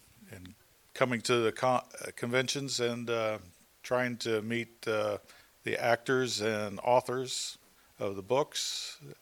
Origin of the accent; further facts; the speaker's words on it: Jeffersonville, Indiana, United States; I'm from Jeffersonville, Indiana